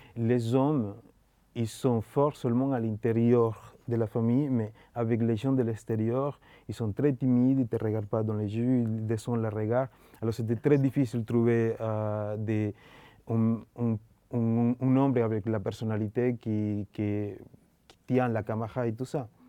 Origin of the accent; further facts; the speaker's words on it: Colombia; French is a second language; moved away; comment j'ai grandi en Colombie